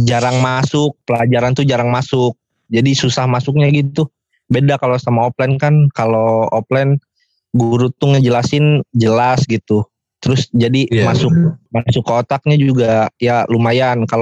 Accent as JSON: {"language": "Indonesian", "town": "Pandeglang", "region": "Banten", "country": "Indonesia", "tie": "born or raised there", "said": "gua juga lumayan lumayan di pedesaan lah gua di Pandeglang di Pandeglang itu ke kampung gua tiga jam lagi jadi lumayan jauh lah"}